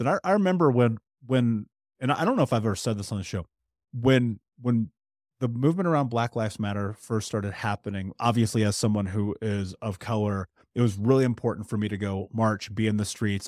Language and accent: English; United States; growing up in America being biracial.